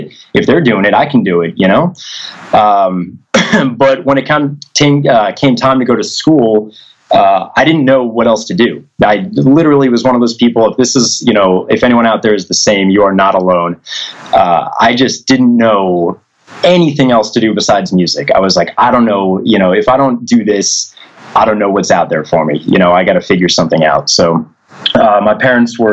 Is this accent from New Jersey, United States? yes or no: yes; New Jersey, United States; I grew up in Jersey